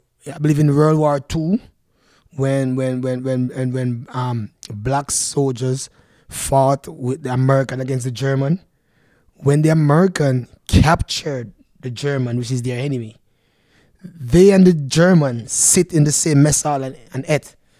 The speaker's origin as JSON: {"language": "English", "country": "Canada", "said": "And I said, no, I'm from Canada."}